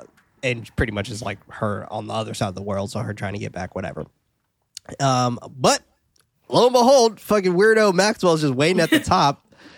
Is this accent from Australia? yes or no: yes; Australia; Yeah, see? Told you I'm Australian, dude.